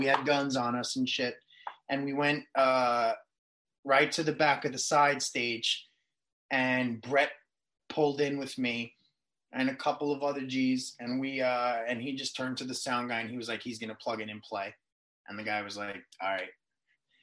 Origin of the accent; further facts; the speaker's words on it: New York City, New York, United States; moved away as an adult; also born or lived in Long Island, New York; now in Los Angeles, United States; being a boy from Queens and me being born in Queens